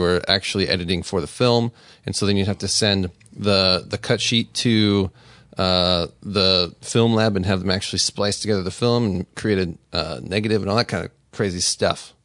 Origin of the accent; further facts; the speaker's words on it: Las Vegas, Nevada, United States; I'm from Vegas